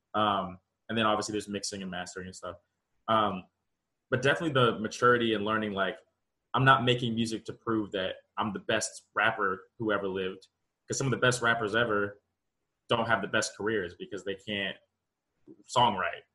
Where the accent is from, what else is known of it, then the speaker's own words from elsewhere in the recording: Charlotte, North Carolina, United States; that's home. Seven oh four. I grew up in Charlotte, born and raised